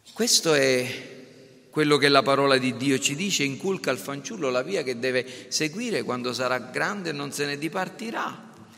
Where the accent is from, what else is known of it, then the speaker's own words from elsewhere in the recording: Sicily, Italy; io sono italiano, sono siciliano